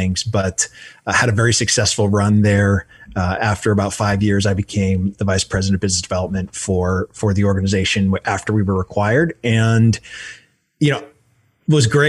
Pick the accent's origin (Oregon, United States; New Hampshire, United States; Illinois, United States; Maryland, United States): New Hampshire, United States; Manchester; moved away as an adult; also born or lived in Florida; I'm born and raised in New Hampshire, in Manchester, New Hampshire, and came down to Florida to play baseball.